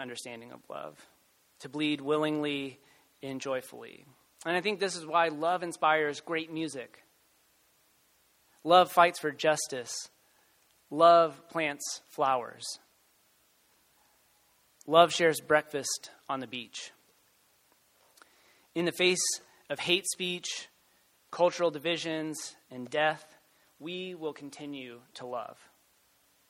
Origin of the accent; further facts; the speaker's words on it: Waco, Texas, United States; I am from Texas and was born and raised in Waco